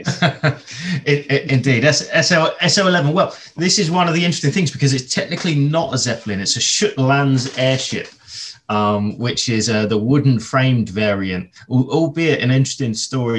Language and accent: English; Letchworth, East of England, United Kingdom; my hometown of Letchworth